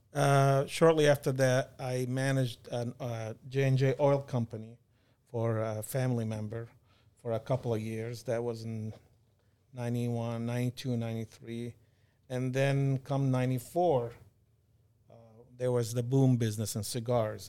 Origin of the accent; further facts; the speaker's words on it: Kuwait; moved away as an adult; also born or lived in California / Michigan; now in United States; Born and raised in Kuwait.